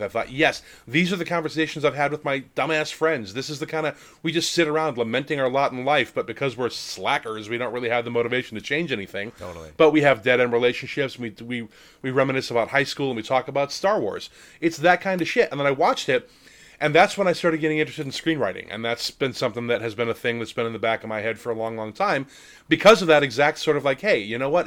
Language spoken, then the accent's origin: English; Lake Geneva, Wisconsin, United States; moved away; also born or lived in Minnesota; I grew up in Lake Geneva, Wisconsin, home of TSR